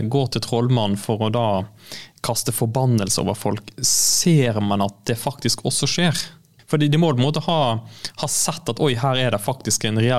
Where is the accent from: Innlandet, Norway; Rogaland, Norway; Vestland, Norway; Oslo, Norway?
Rogaland, Norway; Jørpeland; moved away as an adult; now in Côte d'Ivoire; jeg kommer fra Jørpeland.